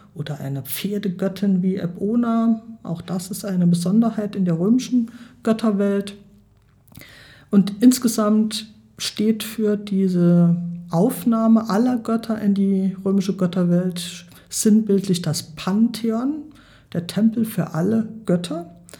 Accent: Germany; bei uns in Deutschland

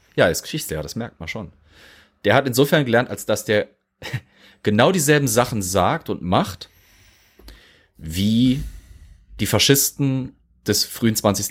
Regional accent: Germany; bei uns in Deutschland

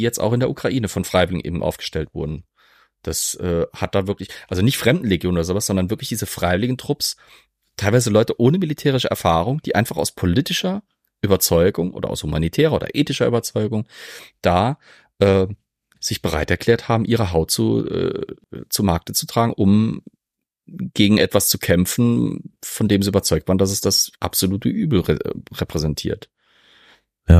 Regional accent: Zweibrücken, Rhineland-Palatinate, Germany; ich komme aus Zweibrücken.

